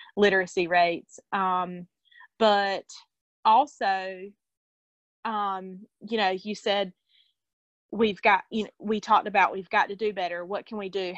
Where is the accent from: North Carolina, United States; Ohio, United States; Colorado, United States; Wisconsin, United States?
North Carolina, United States; we're from North Carolina